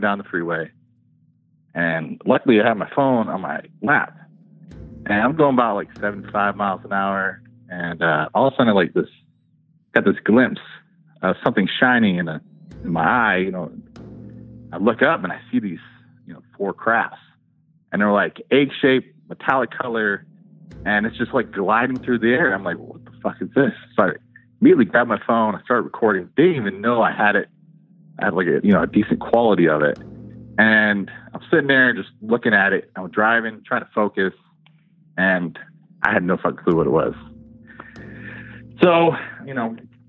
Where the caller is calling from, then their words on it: Los Angeles, California, United States; I am calling from